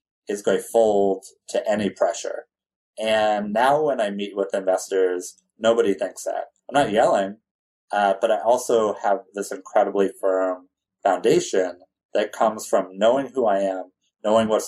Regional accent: California, United States; I grew up in California.

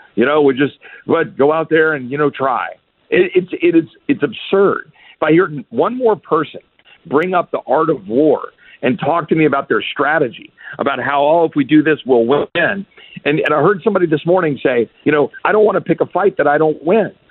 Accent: Texas, United States; as a Texan

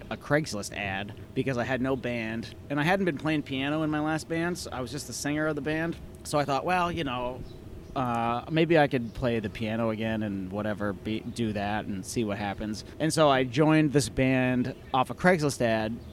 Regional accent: Presque Isle, Maine, United States; also born or lived in upstate New York; I was born in Presque Isle

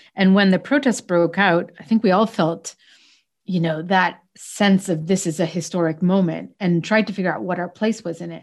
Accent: Canada; moved away; I'm Canadian, actually, raised to Egyptian parents. So I was living in Canada.

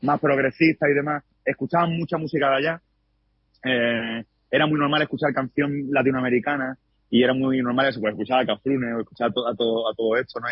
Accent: Málaga, Andalusia, Spain; Yo soy de Málaga, es decir, que soy, de Andalucía, del, sur de España

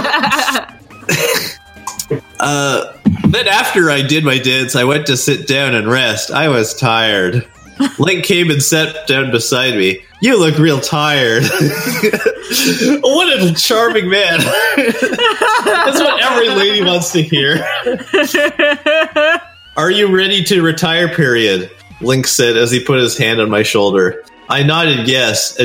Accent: Canada; I'm a Canadian.

